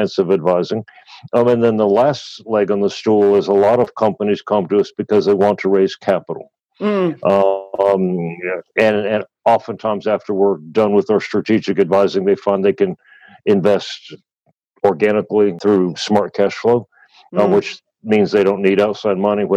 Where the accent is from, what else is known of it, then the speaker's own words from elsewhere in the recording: United States; moved away as an adult; now in Australia; I'm obviously from the States